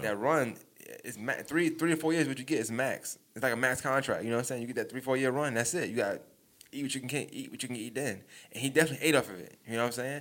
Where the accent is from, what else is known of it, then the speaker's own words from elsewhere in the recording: New York, United States; I'm from New York